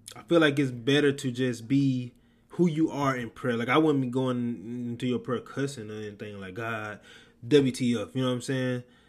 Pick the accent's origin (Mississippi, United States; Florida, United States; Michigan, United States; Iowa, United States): Mississippi, United States; I was raised a Southern Baptist in Mississippi